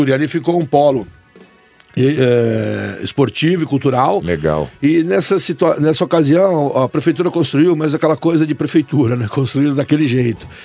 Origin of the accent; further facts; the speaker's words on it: São Bernardo do Campo, São Paulo, Brazil; Eu sou paulistano, né? Mas moro em São Bernardo desde pequenininho.